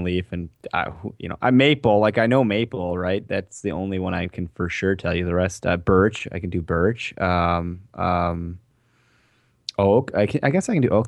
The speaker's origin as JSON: {"language": "English", "region": "Wisconsin", "country": "United States", "said": "we're from Wisconsin"}